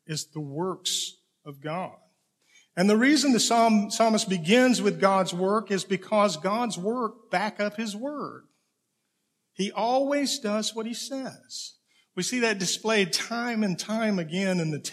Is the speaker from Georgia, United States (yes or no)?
yes; Okefenokee Swamp, Georgia, United States; grew up in the Okefenokee Swamp in Georgia on a farm